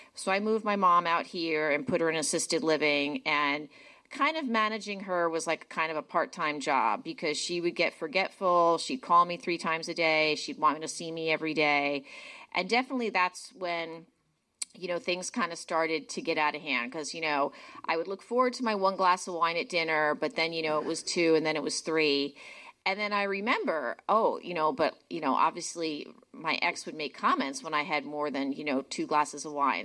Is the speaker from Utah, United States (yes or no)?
no; New Jersey, United States; moved away; I grew up in New Jersey.